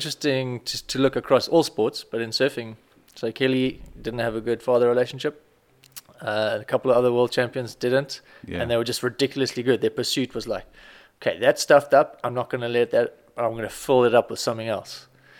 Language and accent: English; Strand, Western Cape, South Africa; I lived in Strand my whole life.